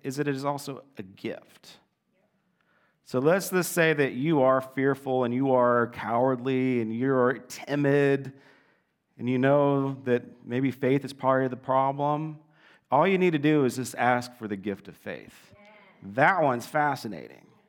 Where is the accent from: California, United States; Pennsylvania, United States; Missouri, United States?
California, United States; Southern; growing up in Southern California